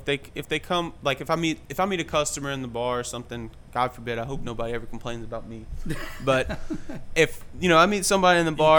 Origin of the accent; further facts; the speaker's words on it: Mississippi coast, United States; I grew up in Mississippi on the coast there.